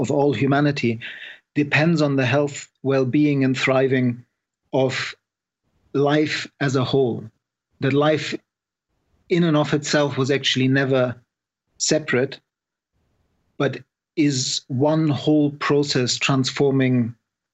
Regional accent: Germany; moved away as an adult; also born or lived in Scotland; I was born in Germany

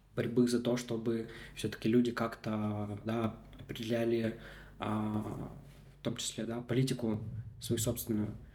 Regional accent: Komi Republic, Russia; first language Russian; я родился в Республике Коми, да, и там а, прожил большую часть жизни

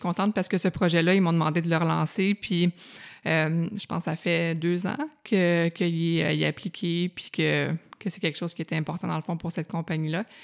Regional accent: Outaouais, Quebec, Canada; moved away as an adult; also born or lived in Montreal; je viens de l'Outaouais, fait que ça impliquait un ah déménagement, puis j'avais hâte d'aller à Montréal

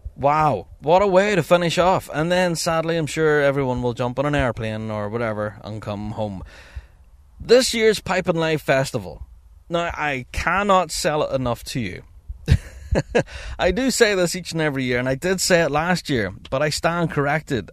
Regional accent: Northern Ireland, United Kingdom; I'm from Northern Ireland

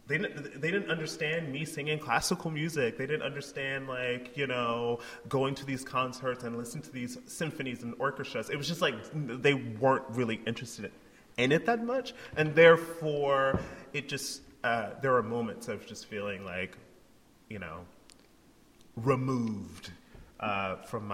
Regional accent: Anderson, South Carolina, United States; moved away; also born or lived in Olympia, Washington; I grew up in Anderson, grew up in poverty, started singing in the church

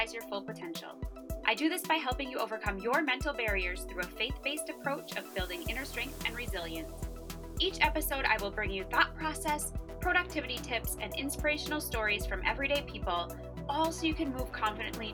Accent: Minnesota, United States; moved away as an adult; now in Colorado, United States; I'm from Minnesota. We just moved to Colorado

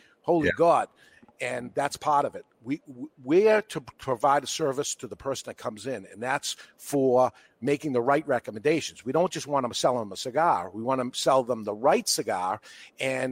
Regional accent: Boston, Massachusetts, United States; accent: New England; I am a Bostonian

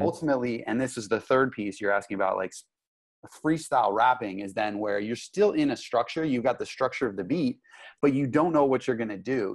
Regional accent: Los Angeles, California, United States; also born or lived in Santa Monica / Malibu; now in San Diego, United States; I grew up in Los Angeles. I grew up in Santa Monica, in Malibu, um, basically, oh, Hollywood Hills

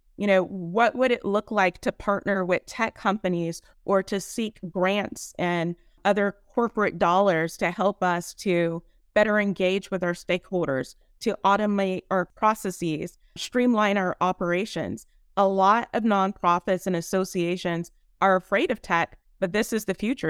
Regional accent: San Bernardino, California, United States; now in San Diego, United States; I'm actually from San Bernardino, but I live in San Diego. I have to rep my hometown

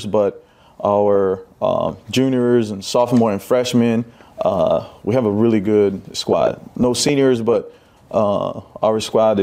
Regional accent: Brazil; now in United States; I'm from Brazil

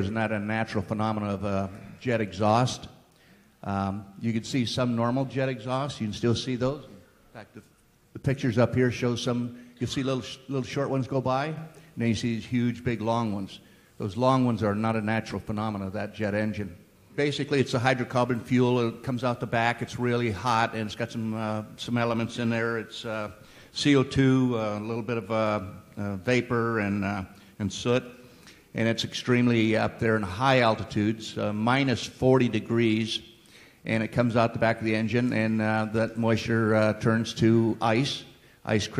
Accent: Weaverville, California, United States; I grew up in Northern California, mostly Weaverville

